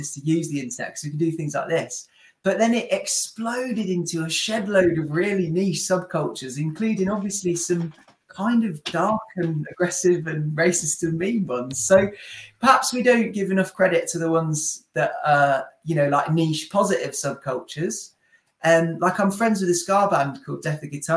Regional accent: near Coventry, West Midlands, United Kingdom; Will and I are from nearby

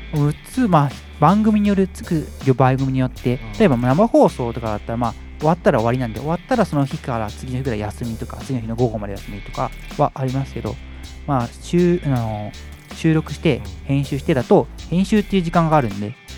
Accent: Shizuoka, Japan; moved away as an adult; also born or lived in Hokkaido / Tokyo; 1回静岡の実家を戻って

